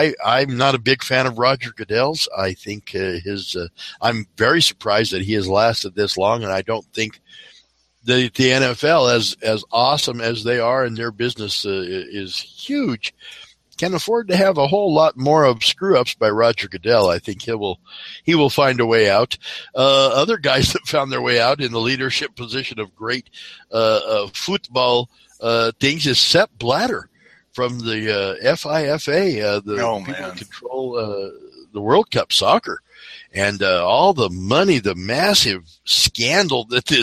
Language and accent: English; Colorado, United States; moved away; my hometown in Colorado